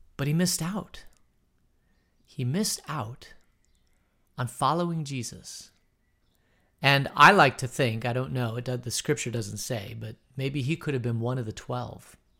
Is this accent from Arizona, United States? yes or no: yes; Phoenix, Arizona, United States; moved away; also born or lived in Denver; I grew up in Phoenix, and I was in the Phoenix Boys Choir